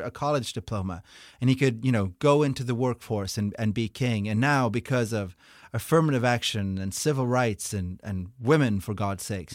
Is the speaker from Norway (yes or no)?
yes; Norway; moved away; I'm from Norway